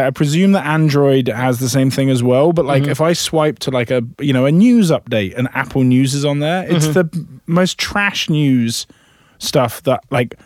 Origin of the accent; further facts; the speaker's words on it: United Kingdom; now in United States; being British at a 4th of July party in America